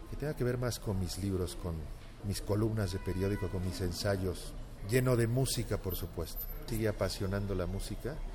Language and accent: Spanish; Mexico; now in Barcelona, Spain